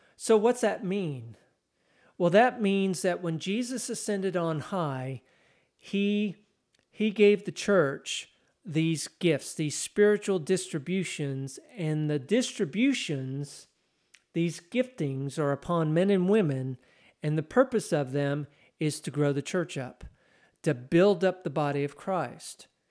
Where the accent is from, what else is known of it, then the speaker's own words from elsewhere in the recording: Texas, United States; I'm Texan.